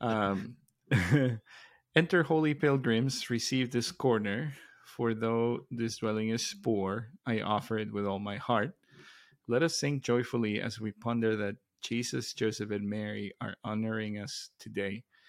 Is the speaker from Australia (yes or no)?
no; Mexico; moved away; growing up in Mexico